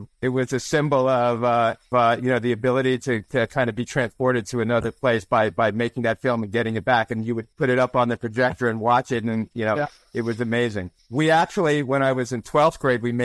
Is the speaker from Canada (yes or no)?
yes; Montreal, Quebec, Canada; also born or lived in Silver Spring, Maryland, United States; we moved to Montreal, where my mother was from. And so she raised me